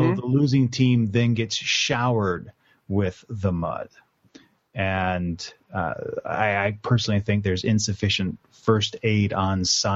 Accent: Texas, United States; I grew up in Texas, and we played in the dirt

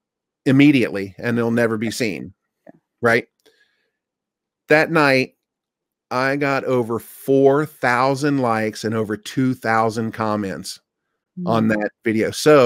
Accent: Japan; Hi, I'm from Japan, blah, blah, blah, blah, blah, blah.

